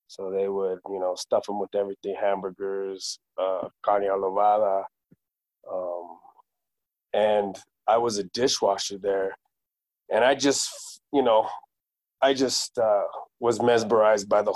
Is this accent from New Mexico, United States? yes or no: yes; New Mexico, United States; also born or lived in Southern Colorado; now in Denver, United States; I was raised in New Mexico